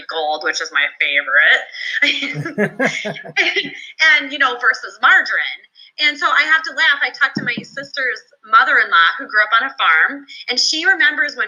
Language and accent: English; Minnesota, United States; in my home state of Minnesota